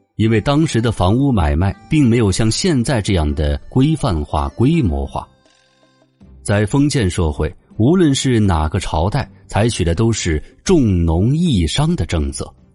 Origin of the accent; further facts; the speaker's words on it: China; 我们中国人